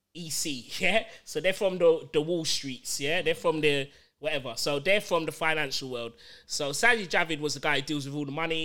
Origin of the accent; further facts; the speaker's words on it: London, United Kingdom; I'm from Hackney